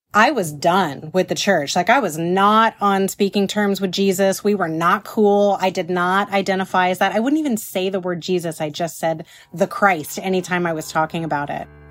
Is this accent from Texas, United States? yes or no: yes; Houston, Texas, United States; now in Los Angeles, United States; grew up in the piney woods on the north side of Houston in Texas